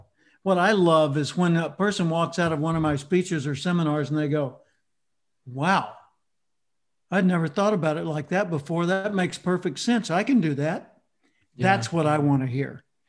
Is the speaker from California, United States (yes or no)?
no; Little Rock, Arkansas, United States; I grew up in Little Rock, Arkansas. And for the international people, that's the central southern part of the United States.